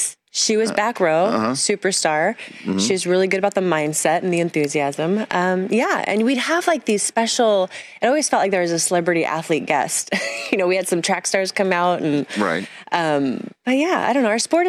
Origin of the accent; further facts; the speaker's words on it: Santa Cruz, California, United States; I grew up in Santa Cruz.